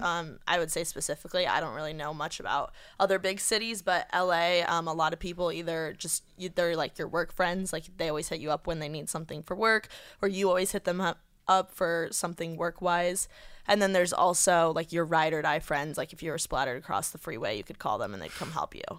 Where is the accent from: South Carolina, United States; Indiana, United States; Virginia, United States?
Indiana, United States; now in Los Angeles, United States; I'm from Indiana